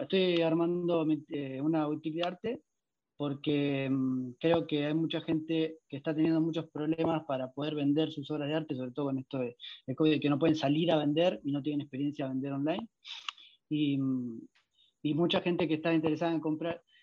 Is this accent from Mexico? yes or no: no; Argentina; moved away as an adult; now in Italy; soy argentino, pero estoy viviendo en Italia en este momento